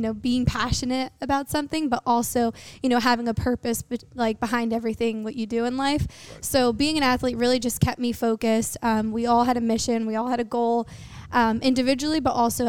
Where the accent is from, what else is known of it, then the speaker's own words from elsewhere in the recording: New York City, New York, United States; I grew up in New York, in Queens, New York, and I went to Bayside High School